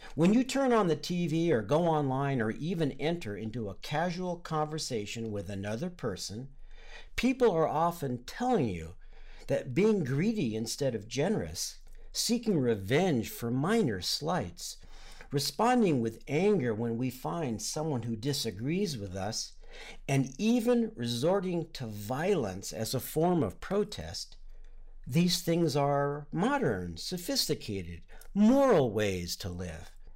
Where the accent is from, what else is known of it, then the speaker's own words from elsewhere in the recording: Southern California, United States; I grew up in Southern California, near the ocean